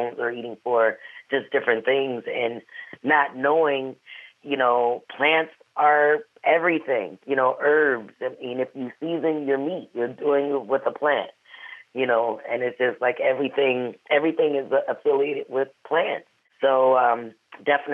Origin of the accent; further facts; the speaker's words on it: Wisconsin, United States; also born or lived in St. Louis, Missouri; I'm from St. Louis, born but raised in Wisconsin